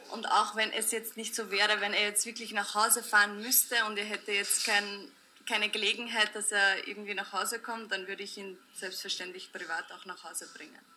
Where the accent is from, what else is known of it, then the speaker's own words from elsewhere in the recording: Vienna, Austria; wo ich oder wo wir komplett unnötig Knell, wie man bei uns in Wien sagt, also Geld